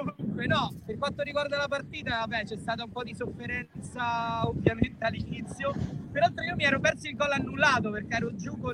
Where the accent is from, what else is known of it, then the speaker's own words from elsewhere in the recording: Rome, Lazio, Italy; io da, da romano